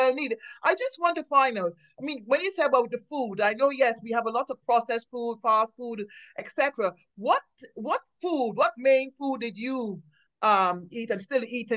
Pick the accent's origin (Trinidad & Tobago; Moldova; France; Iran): Trinidad & Tobago; I grew up in the Caribbean, Trinidad